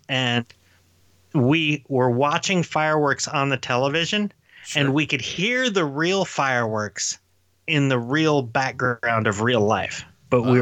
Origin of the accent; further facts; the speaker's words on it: Sevierville, Tennessee, United States; where I grew up down on Pain uh, Street, uh, Street in in Sevierville